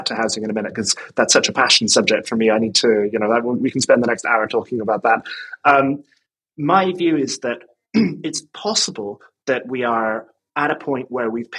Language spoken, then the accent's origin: English; Ireland; moved away as an adult; now in London, United Kingdom; I live in London, but I'm from Ireland. I moved here in 2009